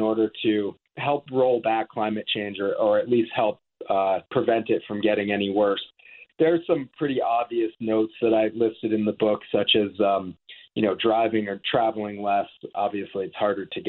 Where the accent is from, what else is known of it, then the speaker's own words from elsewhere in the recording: Vermont, United States; moved away as an adult; also born or lived in the West (US); I grew up on the East Coast. I grew up in Vermont